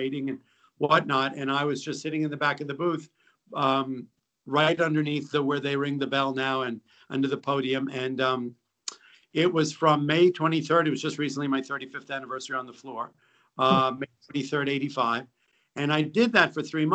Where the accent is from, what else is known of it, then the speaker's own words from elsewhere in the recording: New York City, New York, United States; also born or lived in Massachusetts / West Africa; I grew up in New York City